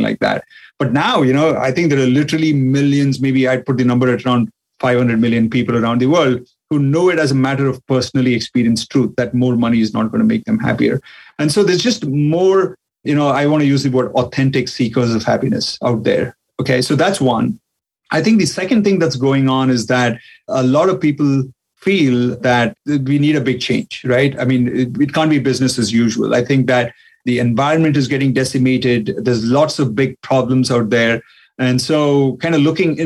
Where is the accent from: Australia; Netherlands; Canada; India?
India; now in Texas, United States; being Indian